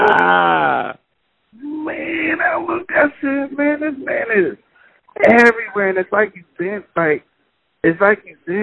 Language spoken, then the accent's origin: English; Pittsburgh, Pennsylvania, United States; I'm from Pittsburgh